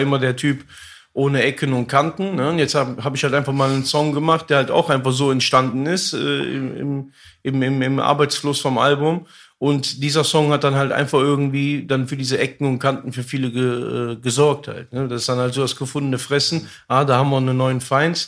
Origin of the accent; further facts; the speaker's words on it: Germany; einem Viertel in Deutschland, der da aufwächst, äh, seine Geschichte, also meine Geschichte